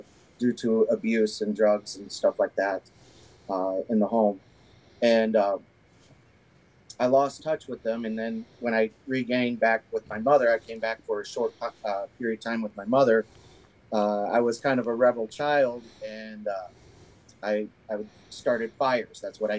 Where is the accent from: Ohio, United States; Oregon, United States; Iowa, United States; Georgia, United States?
Iowa, United States; Waterloo; born there; I was born in Waterloo, Iowa. My mother was 16 years old when she had me.